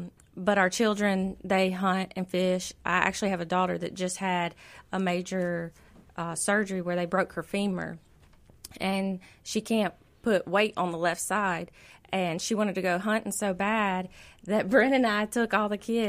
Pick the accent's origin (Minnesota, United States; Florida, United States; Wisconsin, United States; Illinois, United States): Florida, United States; Well, I'm from Florida, so I like the sun. I like the heat. And I complain all winter long.